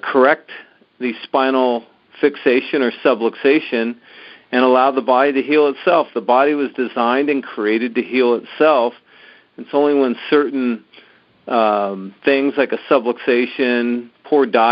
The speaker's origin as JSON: {"language": "English", "town": "San Diego", "region": "California", "country": "United States", "tie": "born or raised there", "said": "growing up in San Diego"}